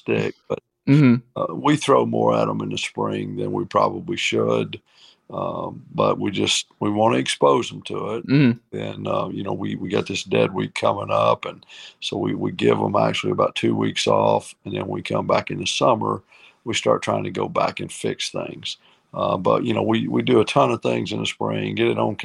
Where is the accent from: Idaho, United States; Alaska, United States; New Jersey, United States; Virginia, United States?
Virginia, United States; Gate City; also born or lived in Kingsport, Tennessee; now in Georgia, United States; I was born in Kingsport, and lived right across the state line in Gate City, Virginia, which was really, really in the mountains